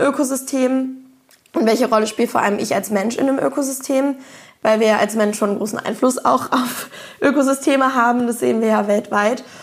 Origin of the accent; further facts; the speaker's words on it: Berlin, Germany; ich komme aus Berlin